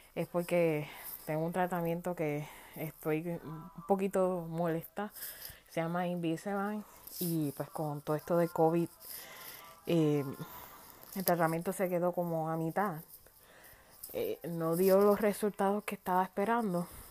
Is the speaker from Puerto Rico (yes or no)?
yes; Puerto Rico; moved away as an adult; now in United States